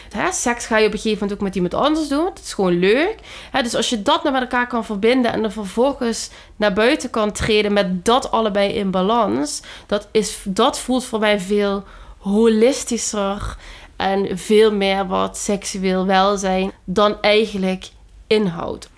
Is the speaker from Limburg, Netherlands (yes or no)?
yes; Limburg, Netherlands; moved away; ik kwam uit Limburg en het is gewoon een heel, ja, conservatieve plek eigenlijk.